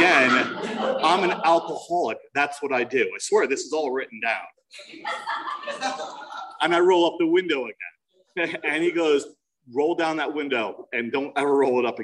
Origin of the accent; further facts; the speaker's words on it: New Jersey, United States; I'm from New Jersey